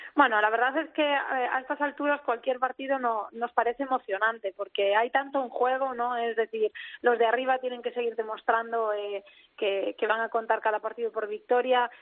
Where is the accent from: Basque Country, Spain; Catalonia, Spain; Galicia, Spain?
Galicia, Spain; Ourense; no es que yo sea de Urense, que ya lo sabéis, que yo tiro mucho para mi tierra